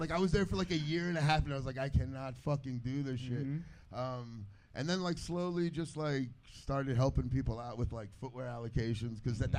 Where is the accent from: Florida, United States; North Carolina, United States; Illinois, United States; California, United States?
Florida, United States; Miami; I grew up in Miami.